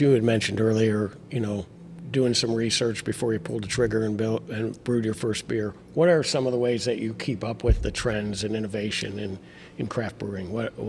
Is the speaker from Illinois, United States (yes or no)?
yes; outside of Chicago, Illinois, United States; moved away; Yeah, I grew up in outside of Chicago, and I spent some time down in central Illinois as well.